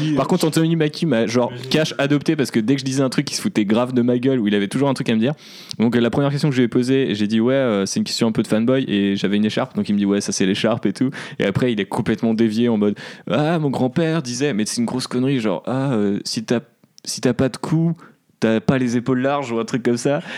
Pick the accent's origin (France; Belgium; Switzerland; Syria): France; also born or lived in Amsterdam; j'étais français